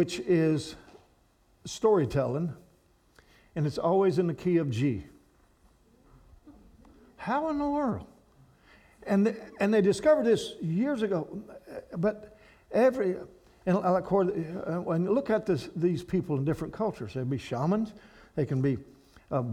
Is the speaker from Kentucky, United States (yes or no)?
yes; Kentucky, United States; where I'm from, there's no flat, cold, nothing there. The hills and hollers of Kentucky